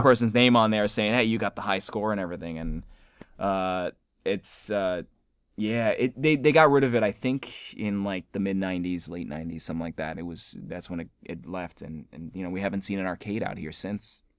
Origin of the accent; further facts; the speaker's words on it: Selden, New York, United States; moved away; my hometown in Selden